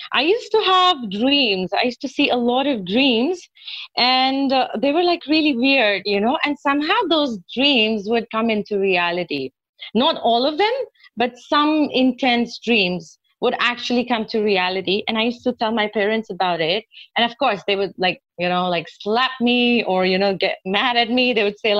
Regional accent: Nainital, Uttarakhand, India; moved away as an adult; also born or lived in United States; now in Nepal; later I went to school in Nainital. And then I was just there for like 13 years.

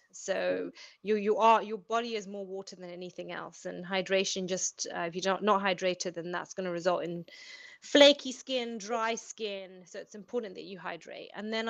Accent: Zambia; So I am born and bred in Zambia, but I went to an English boarding school.

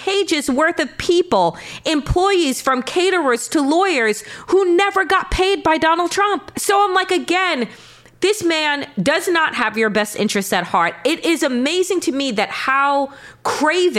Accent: Long Island, New York, United States; I'm royalty from Long Island

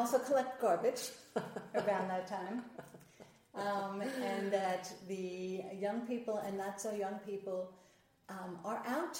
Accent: Nashville, Tennessee, United States; I'm from Nashville, Tennessee, which is Music City, and there's street musicians all over the place.

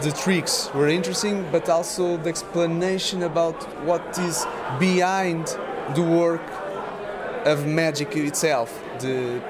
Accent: Portugal; We are from Portugal

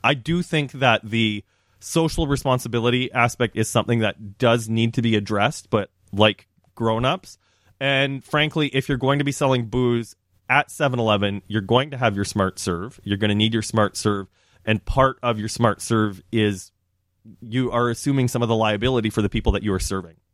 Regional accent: Saskatchewan, Canada; moved away; working at the grocery store growing up in Saskatchewan

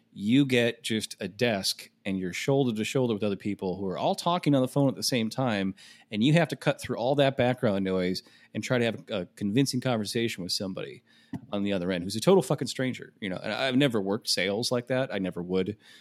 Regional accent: Michigan, United States; my home state of Michigan

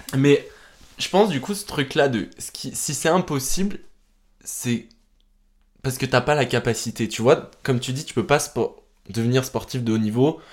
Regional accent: France; chez nous en France

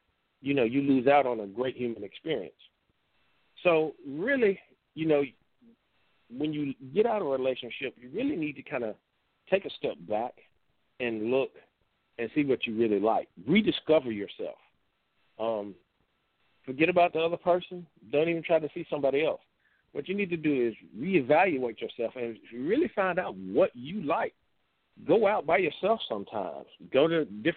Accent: United States; We as American people

